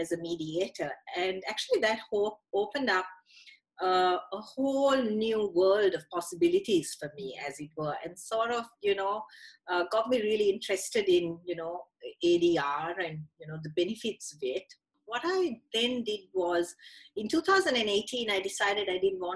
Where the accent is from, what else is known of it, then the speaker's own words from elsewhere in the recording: Sri Lanka; moved away as an adult; now in Australia; I grew up in Sri Lanka, so went to university there, went to high school there as well, and moved to Australia in 2003 with a young family.